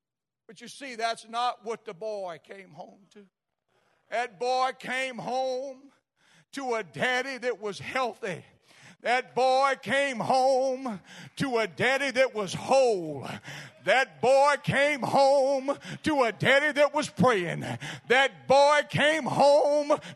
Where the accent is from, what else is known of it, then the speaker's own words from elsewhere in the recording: South Louisiana, United States; I'm from South Louisiana too